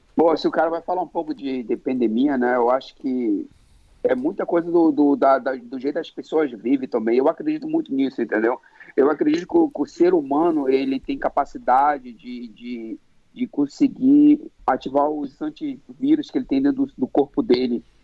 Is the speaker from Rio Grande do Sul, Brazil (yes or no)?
no; Manaus, Amazonas, Brazil; me trouxe para cidade da Amazônia, Manaus, onde eu nasci.